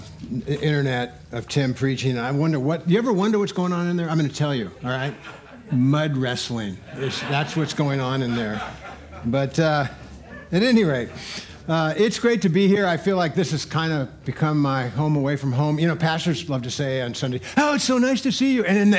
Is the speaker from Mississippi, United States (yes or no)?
no; Santa Barbara, California, United States; I'm from Santa Barbara.